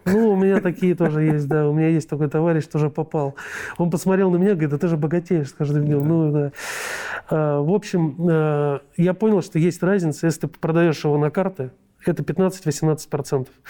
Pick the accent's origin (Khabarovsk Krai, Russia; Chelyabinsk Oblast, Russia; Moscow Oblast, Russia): Moscow Oblast, Russia; я сам из Подмосковья